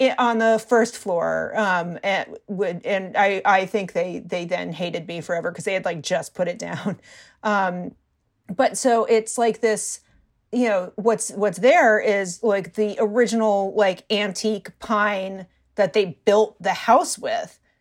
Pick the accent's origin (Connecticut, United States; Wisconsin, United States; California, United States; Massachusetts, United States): Connecticut, United States; Hartford; moved away as an adult; also born or lived in Baltimore / Chicago; now in New York, United States; I grew up outside of Hartford, Connecticut